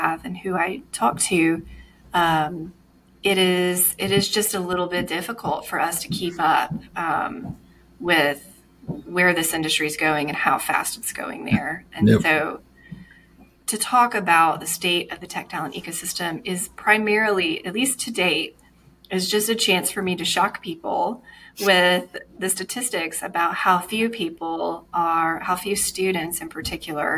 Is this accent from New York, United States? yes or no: no; Alabama, United States; also born or lived in Atlanta, Georgia / Charlotte, North Carolina; now in Greenville, United States; I'm from Alabama